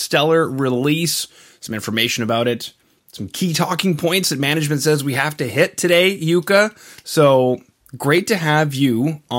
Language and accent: English; Canada; being Canadian